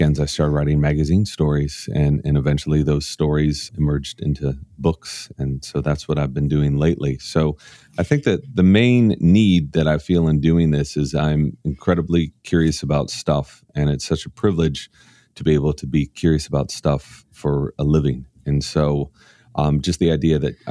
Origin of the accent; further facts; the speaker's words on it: Orange County, Southern California, United States; I grew up in an extremely conservative area of California in Orange County